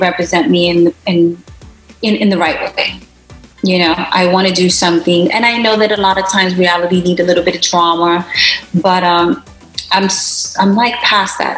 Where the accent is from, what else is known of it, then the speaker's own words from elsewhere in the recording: New York City, New York, United States; I'm Puerto Rican of Puerto Rican descent, and I was born and raised in Brooklyn